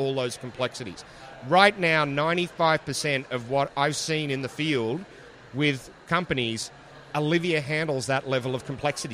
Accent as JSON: {"language": "English", "country": "Australia", "also_born_or_lived": "Seattle, United States / Toronto, Canada / Ottawa, Canada", "accent": "Australian", "moved": "as an adult", "lives_now": "Atlanta, United States", "said": "my stupid australian accent"}